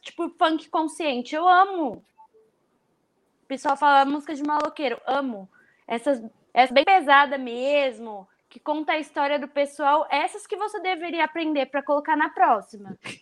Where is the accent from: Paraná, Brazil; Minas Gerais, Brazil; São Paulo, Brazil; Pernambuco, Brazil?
São Paulo, Brazil; sou do Capão Redondo